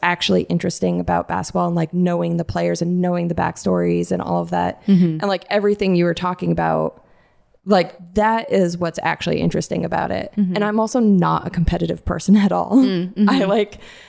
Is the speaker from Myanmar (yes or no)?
no; Tucson, Arizona, United States; also born or lived in Mesa, Arizona; I grew up in Arizona